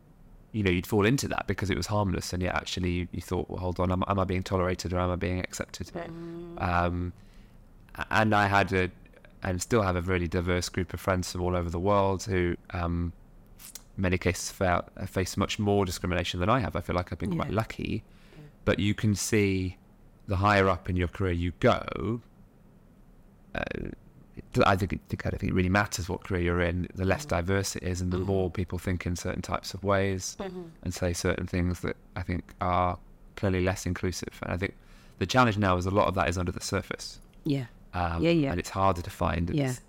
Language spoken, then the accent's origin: English; Nottingham, East Midlands, United Kingdom; now in London, United Kingdom; But, you know, we grew up on a working class estate in Nottingham, which you wouldn't know from my accent now, but it's all kind of disappeared in sort of London.